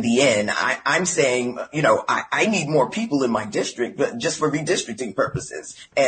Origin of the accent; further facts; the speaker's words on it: New York City, New York, United States; I'm from Brooklyn, New York.